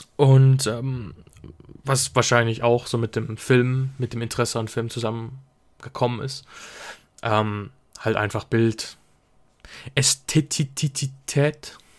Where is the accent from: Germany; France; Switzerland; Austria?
Switzerland; ich komme aus der Schweiz